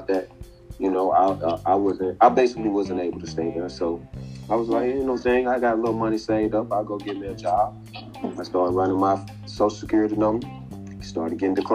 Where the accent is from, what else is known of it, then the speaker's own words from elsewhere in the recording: Alexander City, Alabama, United States; now in Los Angeles, United States; I'm from Alexander City, Alabama. My street is Booker Street. That's where me and my family was raised.